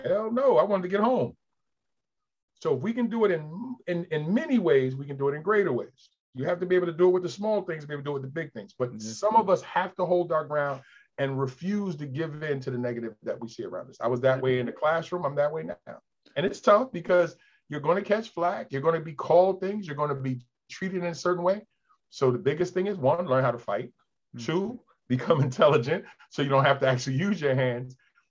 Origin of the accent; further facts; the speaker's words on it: New York, United States; now in Delaware, United States; I grew up in New York, bowled in New York. Now I'm down here in Delaware.